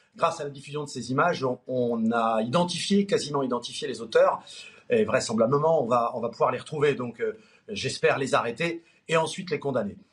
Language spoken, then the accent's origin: French; Nord, Hauts-de-France, France; On est du Nord tous les trois